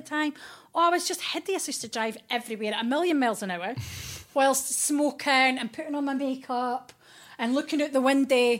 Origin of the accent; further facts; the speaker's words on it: Fife, Scotland, United Kingdom; moved away as an adult; now in London, United Kingdom; I am from Fife, the kingdom of the kingdom Fife